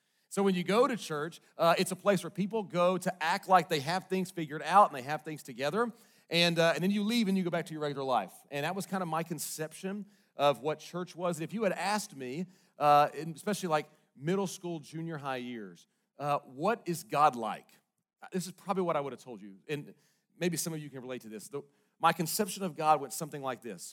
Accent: Bentonville, Arkansas, United States; also born or lived in Little Rock, Arkansas; most of my growing up days were in Northwest Arkansas up here in Bentonville

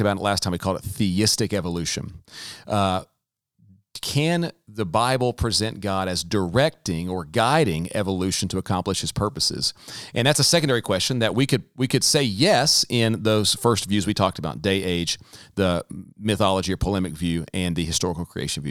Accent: the South, United States; growing up in the South, myself included

